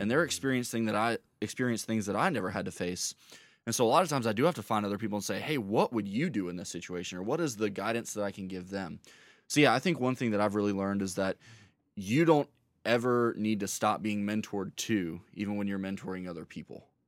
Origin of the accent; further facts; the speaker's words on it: Rock Hill, South Carolina, United States; also born or lived in Charlotte, North Carolina; was raised in Rock Hill, South Carolina